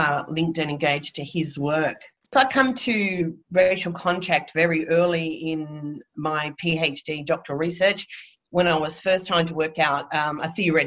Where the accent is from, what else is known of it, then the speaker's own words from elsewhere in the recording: Wollongong, New South Wales, Australia; now in Brisbane, Australia; I was born and raised on Darawal country in Wollongong, New South Wales